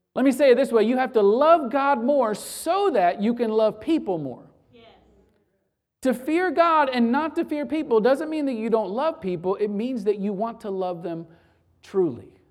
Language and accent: English; Florida, United States; Growing up in Florida, uh, as a true Floridian